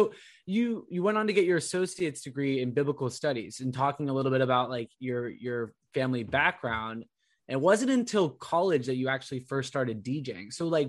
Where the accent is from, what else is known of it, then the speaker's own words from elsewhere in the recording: Orange County, California, United States; I'm an Orange County kid myself.